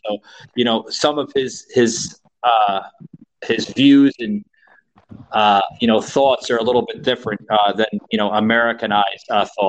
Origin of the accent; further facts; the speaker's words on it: New York, United States; I grew up in New York